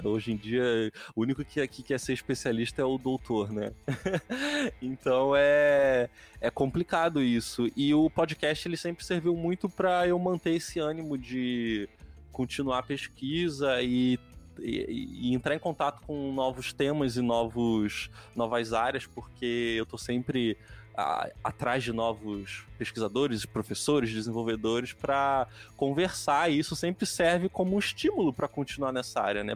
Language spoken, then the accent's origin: Portuguese; Nova Iguaçu, Rio de Janeiro, Brazil; moved away as an adult; also born or lived in Santa Catarina / Paraná; eu sou carioca, mas na verdade eu sou fluminense, né? Eu nasci em Nova Iguaçu.